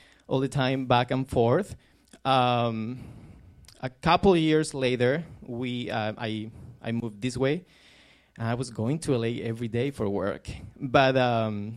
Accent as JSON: {"language": "English", "town": "Córdoba", "region": "Andalusia", "country": "Spain", "tie": "born or raised there", "moved": "yes", "lives_now": "United States", "said": "we were in my hometown, Cordoba, in the south of Spain, very close to Granada"}